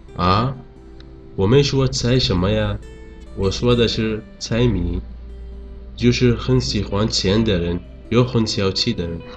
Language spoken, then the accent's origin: Chinese; Yemen; Chinese is a second language; 我是来自也门的